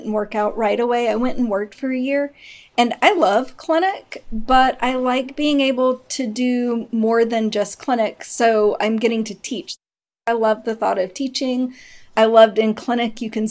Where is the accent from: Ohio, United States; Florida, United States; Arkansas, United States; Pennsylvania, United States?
Arkansas, United States; moved away as an adult; now in Texas, United States; I grew up from third grade through undergrad in Arkansas